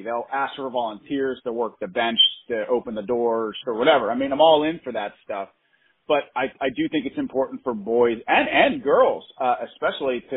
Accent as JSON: {"language": "English", "town": "Pittsburgh", "region": "Pennsylvania", "country": "United States", "said": "We're from Pittsburgh"}